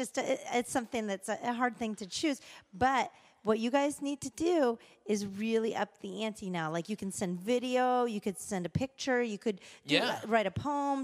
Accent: Canada; I am Canadian.

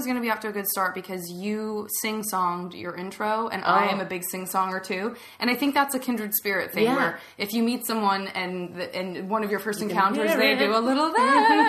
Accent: Tucson, Arizona, United States; I am from Tucson, Arizona

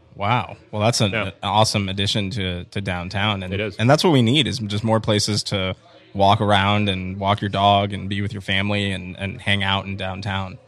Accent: Tampa, Florida, United States; moved away as an adult; also born or lived in Chicago; I was born and raised here in Tampa

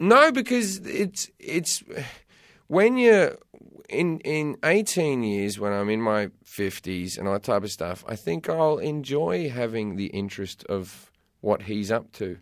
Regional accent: Sydney, New South Wales, Australia; moved away as an adult; also born or lived in United Kingdom; now in United States; I lived in, I brought up in Australia, left Australia when I was twenty-three

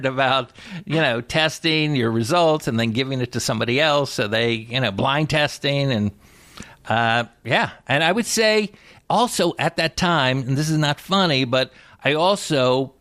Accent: Plantation, Florida, United States; I went to school in Florida, so that's where I went to high school. In a place, unfortunately, the most maybe racially insensitive name for a city. It's called Plantation, Florida. That's where I'm from

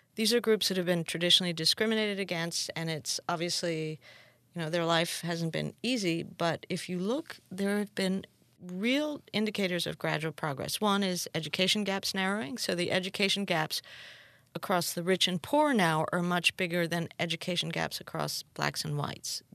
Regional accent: Peru; I'm from Peru

